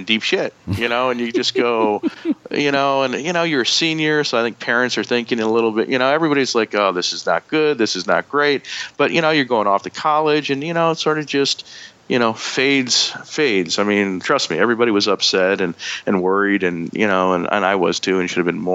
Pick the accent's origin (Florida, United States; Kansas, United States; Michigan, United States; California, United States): Michigan, United States; Ann Arbor; accent: Yankee; moved away; also born or lived in Greensboro, North Carolina / Costa Rica; I was growing up in Ann Arbor, Michigan